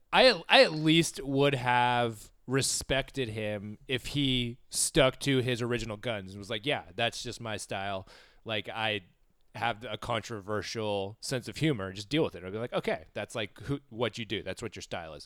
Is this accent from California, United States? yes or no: yes; Southern California, United States; growing up in Southern California